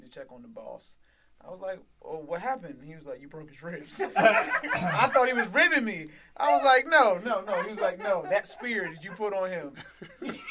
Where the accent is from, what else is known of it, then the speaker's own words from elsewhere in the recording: Bowie, Maryland, United States; I'm from Bowie, Maryland. Two different lifestyles growing up